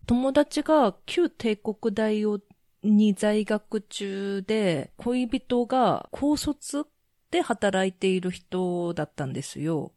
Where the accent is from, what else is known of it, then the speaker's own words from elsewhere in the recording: Japan; also born or lived in South Korea; 韓国生まれ、日本育ち